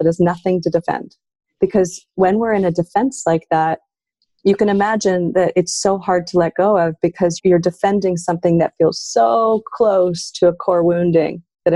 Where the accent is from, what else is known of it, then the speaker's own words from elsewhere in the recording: Canada; as a Canadian